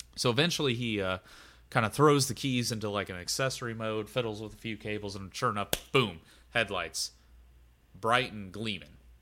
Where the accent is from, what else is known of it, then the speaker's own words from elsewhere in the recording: Xenia, Ohio, United States; the town I'm from is famous for one of the biggest recorded, I think it is the biggest recorded tornado in the U S